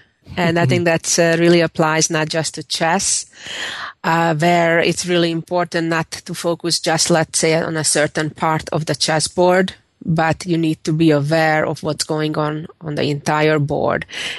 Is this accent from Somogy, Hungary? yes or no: no; Budapest, Hungary; moved away as an adult; also born or lived in New York / Texas; now in St. Louis, United States; I was born and raised in Budapest, Hungary, and I moved to the U.S. 20 years ago, lived in New York for 13 of those 20 years, and I lived in Texas 5 and live in St. Louis, Missouri currently.